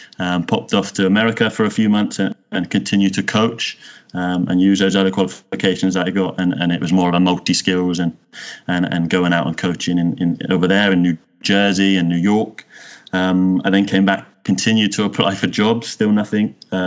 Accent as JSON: {"language": "English", "area": "Cornwall", "region": "South West England", "country": "United Kingdom", "tie": "born or raised there", "also_born_or_lived": "Wales / Birmingham", "moved": "as an adult", "lives_now": "Malmö, Sweden", "said": "I'm a Cornish boy from heart. So I grew up in Cornwall, in the countryside"}